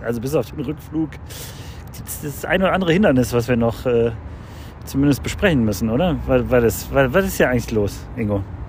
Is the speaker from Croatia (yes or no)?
yes; Croatia; now in Cologne, Germany; mein Heimatland Kroatien